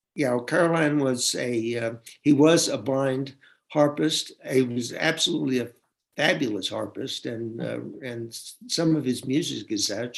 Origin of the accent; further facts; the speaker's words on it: Tennessee, United States; I'm from Tennessee